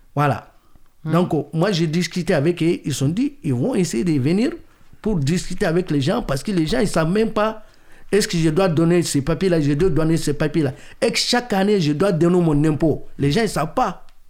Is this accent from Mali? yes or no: yes; Mali; now in France; je suis malien